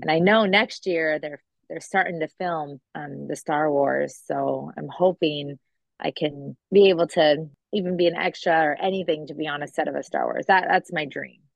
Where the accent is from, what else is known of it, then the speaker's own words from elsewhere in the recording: Long Beach, California, United States; now in Florida, United States; growing up in California, my aunt had my cousins in movies and TV shows